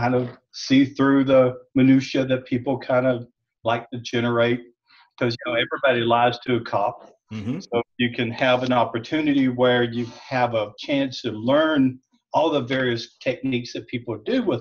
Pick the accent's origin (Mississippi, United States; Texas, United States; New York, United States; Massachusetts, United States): Mississippi, United States; South; now in Nashville, United States; I grew up in South Mississippi.